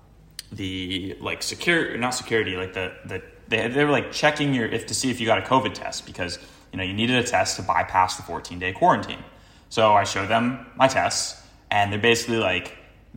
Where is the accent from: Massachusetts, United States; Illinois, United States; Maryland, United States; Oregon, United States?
Massachusetts, United States; Cape Cod; also born or lived in Boston; now in Los Angeles, United States; I'm from Cape Cod originally.